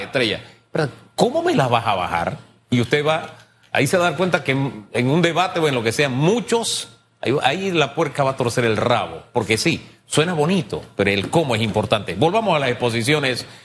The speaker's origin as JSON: {"language": "Spanish", "country": "Panama", "said": "como panameño"}